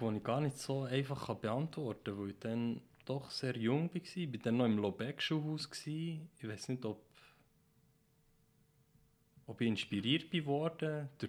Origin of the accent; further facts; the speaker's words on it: Switzerland; weil ich mich immer als äh, Schweizer gesehen habe